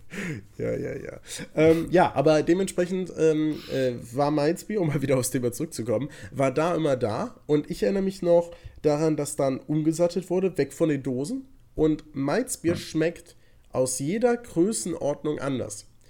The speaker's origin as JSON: {"language": "German", "area": "Cologne area", "region": "North Rhine-Westphalia", "country": "Germany", "moved": "yes", "lives_now": "Berlin, Germany", "said": "Wir kommen natürlich aus, äh, aus der Umkreis Köln."}